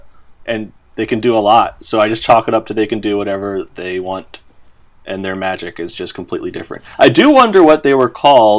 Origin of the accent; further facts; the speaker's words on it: Pennsylvania, United States; I'm from Pennsylvania, and there's a lot of Amish around.